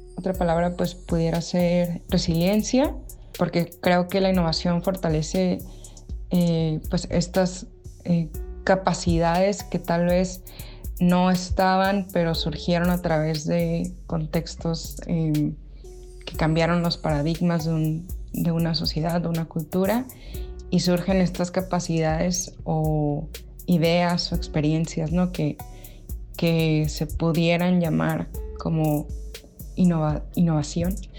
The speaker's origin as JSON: {"language": "Spanish", "town": "Ensenada", "region": "Baja California", "country": "Mexico", "said": "Soy de Ensenada, Baja California, México."}